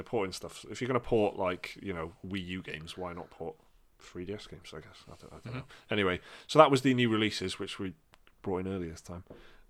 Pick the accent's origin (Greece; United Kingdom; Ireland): United Kingdom; Because we're British